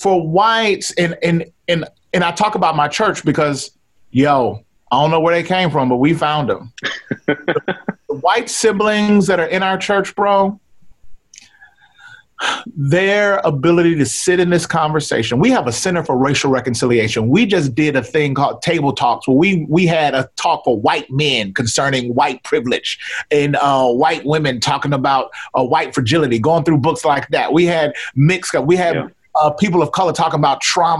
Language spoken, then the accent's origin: English; Mississippi, United States; I'm Black from Mississippi